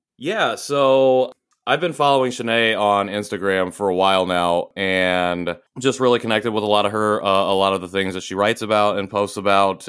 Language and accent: English; rural Indiana, United States; moved away as an adult; also born or lived in Seoul, South Korea / Chicago / Houston; I was born in Seoul in 1990 and transracially adopted by a white family in rural Indiana, very small town. Um, grew up there